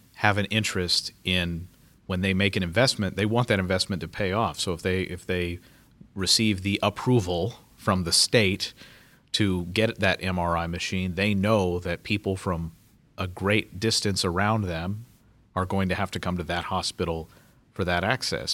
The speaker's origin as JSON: {"language": "English", "region": "Kentucky", "country": "United States", "tie": "born or raised there", "said": "In Kentucky, my home state"}